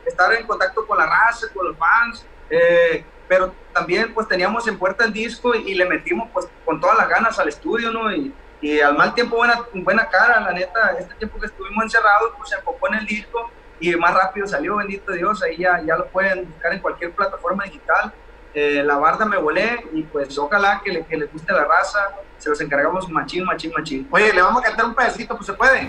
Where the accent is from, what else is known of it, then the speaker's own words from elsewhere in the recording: Mocorito, Sinaloa, Mexico; somos de Mocorito, un pueblito eh, muy bonito, le mandamos un saludo a toda la raza de Mocorito, nuestras raíces